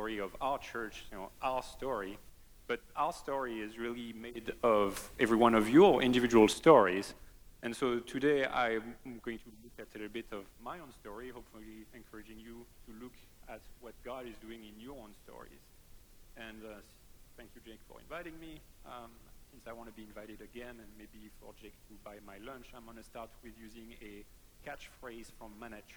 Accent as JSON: {"language": "English", "area": "near Paris", "region": "Île-de-France", "country": "France", "tie": "born or raised there", "second_language": "English", "moved": "yes", "said": "I am French. So I was born and raised in France, near Paris."}